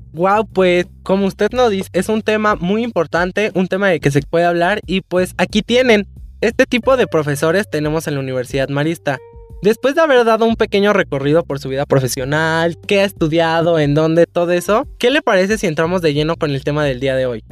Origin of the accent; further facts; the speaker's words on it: Mexico; que tenemos una nacionalidad igual, somos mexicanos